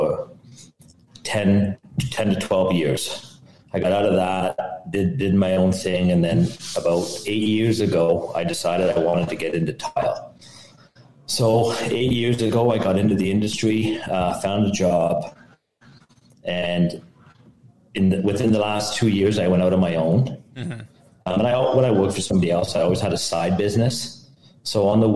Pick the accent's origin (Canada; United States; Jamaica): Canada; Ottawa, Ontario; I'm from Ottawa, Canada